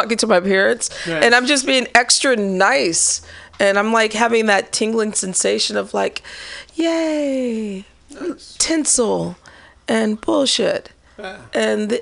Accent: Midwest, United States; now in San Francisco, United States; growing up in the Midwest

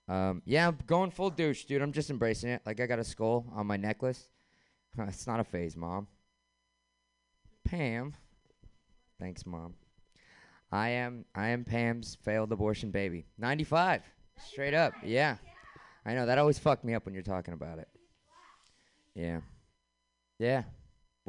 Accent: San Francisco, California, United States; born and raised in San Francisco

